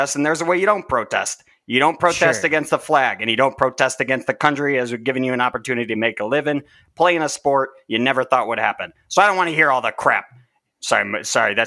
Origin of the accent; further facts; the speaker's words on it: Chicago, Illinois, United States; as somebody who was clearly born and raised in Chicago